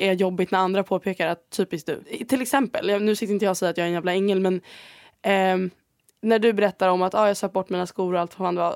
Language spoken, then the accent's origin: Swedish; Sweden; moved away as an adult; now in Spain; jag är bara så svensk